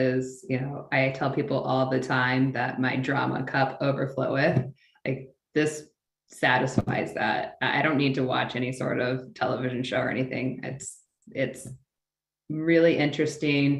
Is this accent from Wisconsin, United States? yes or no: no; Peoria, Illinois, United States; moved away as an adult; now in Los Angeles, United States; Grew up in central Illinois, in a town called Peoria